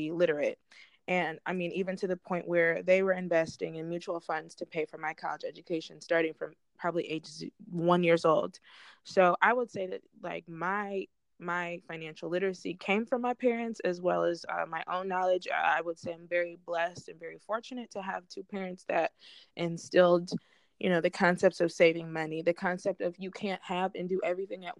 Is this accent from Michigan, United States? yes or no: yes; Southfield, Michigan, United States; I'm from Southfield